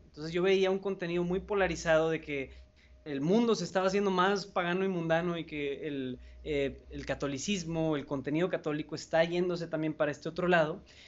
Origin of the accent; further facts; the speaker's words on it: Monterrey, Nuevo León, Mexico; soy de Monterrey, México, aquí tienen su casa